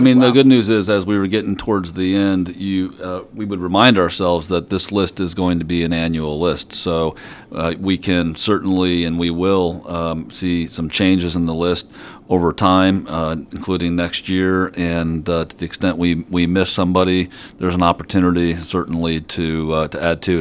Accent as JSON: {"language": "English", "town": "Mishawaka", "region": "Indiana", "country": "United States", "tie": "born or raised there", "said": "I grew up in Mishawaka, South Bend area"}